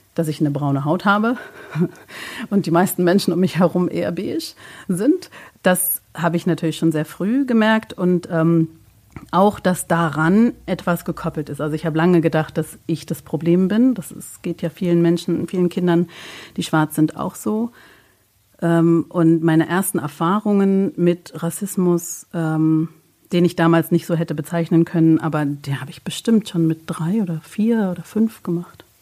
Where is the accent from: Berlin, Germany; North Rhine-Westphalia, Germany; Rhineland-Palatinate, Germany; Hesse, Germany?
Berlin, Germany; born or raised there; also born or lived in Leipzig